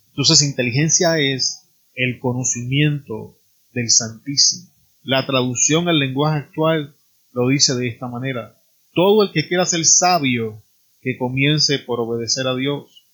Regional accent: Puerto Rico; En mi país, Puerto Rico

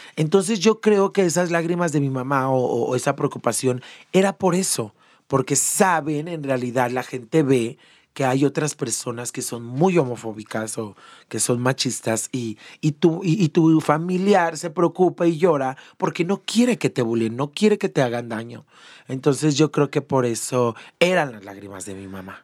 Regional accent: León, Guanajuato, Mexico; Yo soy de León, Guanajuato, originaria de León, Guanajuato. Allá nací, me encanta, amo León.

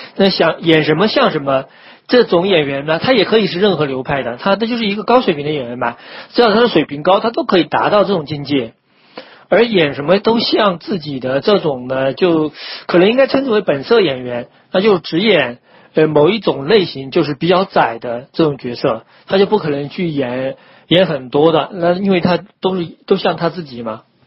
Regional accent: China; 我们就中国人

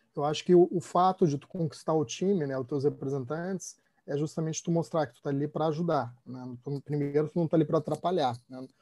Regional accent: Rio Grande do Sul, Brazil; eu sou gaúcho

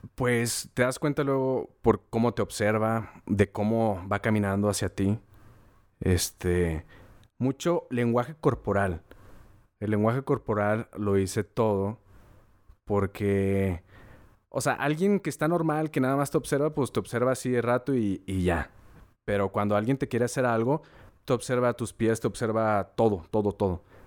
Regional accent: Torreón, Coahuila, Mexico; moved away as an adult; also born or lived in San Luis Potosí; yo me fui de Torreón por lo mismo de, la violencia y como no había escuela aquí para estudiar

